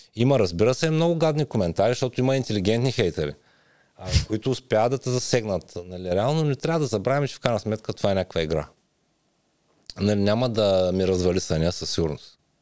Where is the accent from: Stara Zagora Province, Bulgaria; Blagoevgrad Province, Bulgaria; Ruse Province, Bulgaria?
Ruse Province, Bulgaria; Ruse; moved away as an adult; now in Las Vegas, United States; Роден съм в Русе, 80-та година.